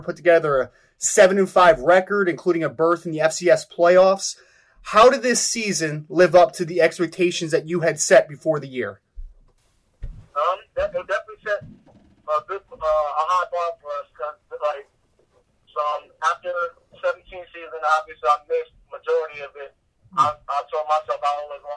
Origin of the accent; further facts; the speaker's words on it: New Jersey, United States; I'm from New Jersey